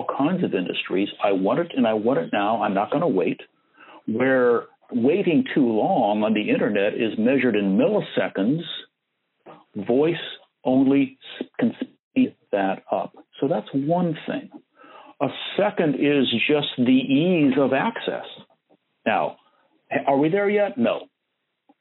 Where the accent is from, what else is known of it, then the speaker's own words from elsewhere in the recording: Fort Wayne, Indiana, United States; accent: flat Midwestern; Now, I grew up in the Midwest, Fort Wayne, Indiana. So I speak what some people would call Cincinnati TV announcer. I have that flat Midwestern